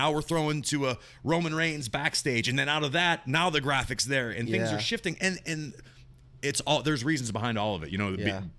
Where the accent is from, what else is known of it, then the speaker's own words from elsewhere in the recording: Monroeville, Pennsylvania, United States; I grew up in Monroeville.